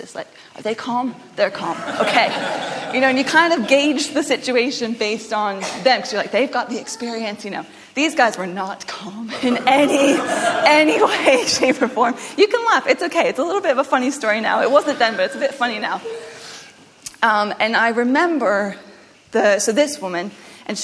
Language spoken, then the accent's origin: English; United States; moved away; I am obviously not from this country. I am American, but I had been living here. My family moved over here years ago